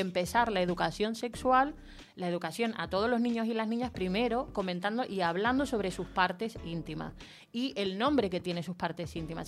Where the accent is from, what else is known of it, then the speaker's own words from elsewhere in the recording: Chile; yo nací en Chile